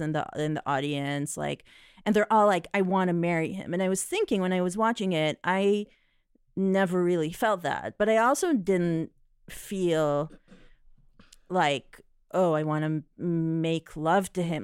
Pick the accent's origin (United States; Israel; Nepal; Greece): Israel; moved away; I grew up in Israel